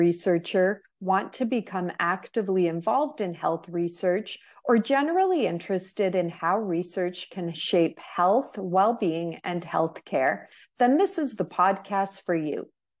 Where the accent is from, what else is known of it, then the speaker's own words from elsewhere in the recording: Canada; I'm a Canadian patient-oriented researcher.